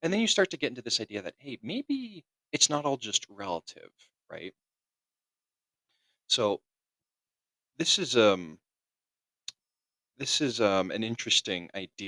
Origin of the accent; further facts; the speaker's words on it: California, United States; I'm an American. I'm from the Western United States, from California